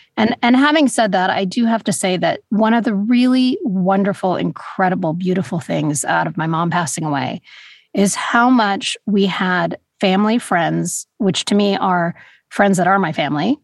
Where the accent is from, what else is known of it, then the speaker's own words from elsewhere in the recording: Los Angeles, California, United States; also born or lived in New York; I grew up in Los Angeles, I really feel like Los Angeles is more of home